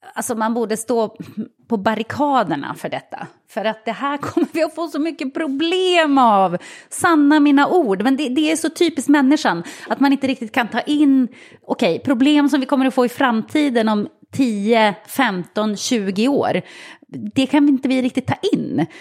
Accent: Sweden

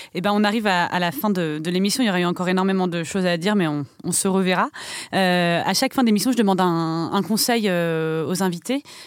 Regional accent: France; en tant que Français

